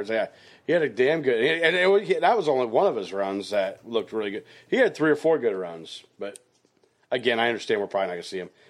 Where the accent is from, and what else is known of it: Hastings, Nebraska, United States